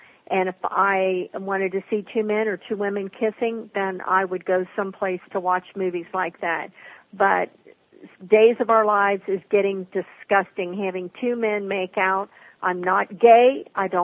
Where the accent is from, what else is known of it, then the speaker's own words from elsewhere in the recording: Kentucky, United States; I'm from Kentucky